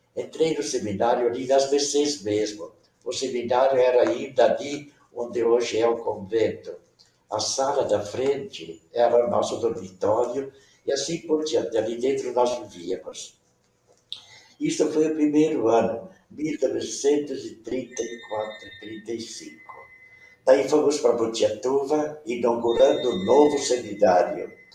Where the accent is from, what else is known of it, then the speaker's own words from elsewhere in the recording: Curitiba, Paraná, Brazil; first language Venetian; Portuguese is a second language; now in Umuarama, Brazil; eu nasci em Santa Felicidade, ali pertinho de onde você está. Mas com 25 dias, meu pai se mudou lá para o Moçungue, ali perto do Parque do Barigui, onde eu me criei até os 10 anos.